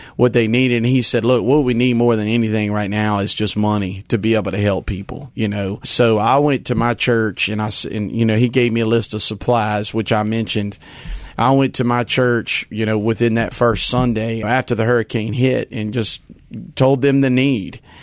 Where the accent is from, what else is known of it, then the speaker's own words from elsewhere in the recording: Hammond, Louisiana, United States; moved away; I'm a Louisianian. It's my home state. It's where I was born and raised